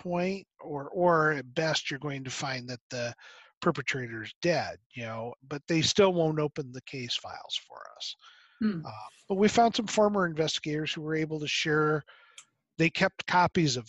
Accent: Michigan, United States; moved away; also born or lived in Virginia; My son lives in Michigan, which is where I was raised. I was born in Virginia, but raised there

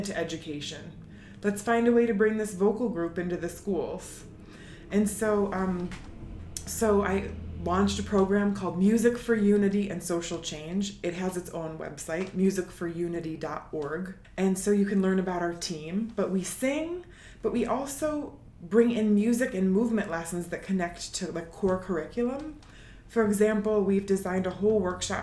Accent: Syracuse, New York, United States; I'm from Syracuse.

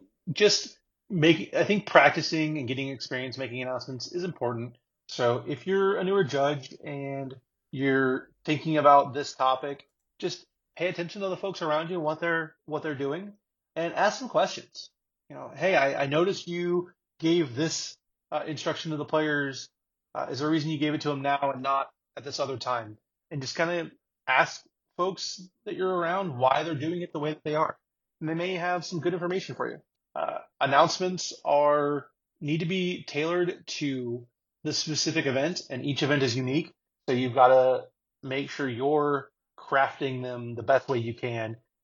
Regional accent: Florida, United States; I am from Florida.

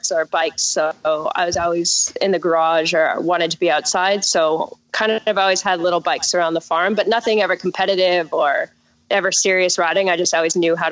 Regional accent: Southern Alberta, Canada; also born or lived in Europe; now in Newport Beach, United States; I'm originally from Southern Alberta. It's right in the Rocky Mountains

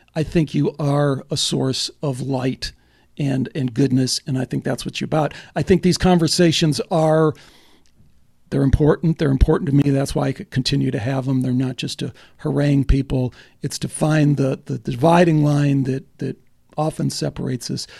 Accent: Chicago, Illinois, United States; moved away; also born or lived in Dallas; I grew up in Chicago

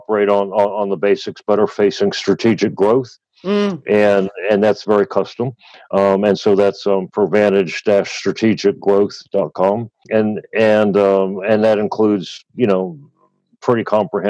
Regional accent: United States; moved away as an adult; now in Australia; I'm obviously from the States

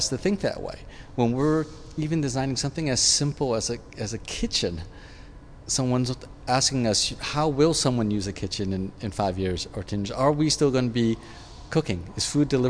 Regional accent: San Francisco, California, United States; I grew up in San Francisco.

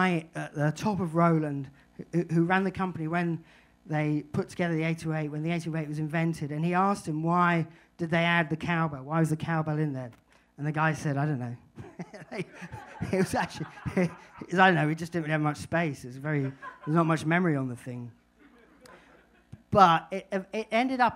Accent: Brighton, South East England, United Kingdom; we're not mountain people, we're from Brighton

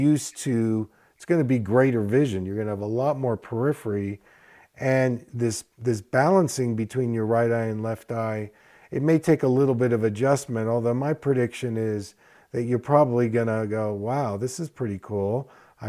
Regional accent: East Coast, United States; also born or lived in Philadelphia; I grew up in the East Coast, and so I began my first practice in Philadelphia

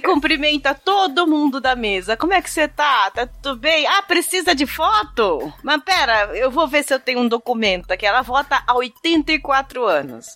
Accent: São Bernardo do Campo, São Paulo, Brazil; Eu não preciso dizer que eu sou de São Bernardo do Campo

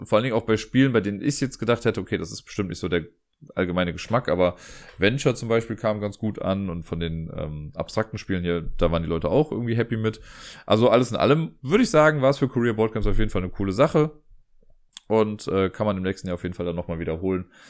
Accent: Cologne, North Rhine-Westphalia, Germany; was für mich als Kölner natürlich super ist, weil ich ja einer der wenigen Kölner bin, die mit Karneval nicht viel anfangen können

